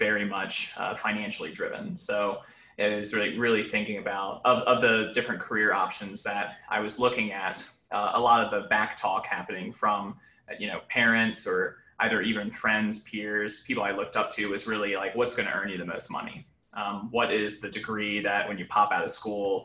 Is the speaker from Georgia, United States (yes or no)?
no; Mechanicsville, Virginia, United States; I grew up in Mechanicsville, Virginia, which is right outside of Richmond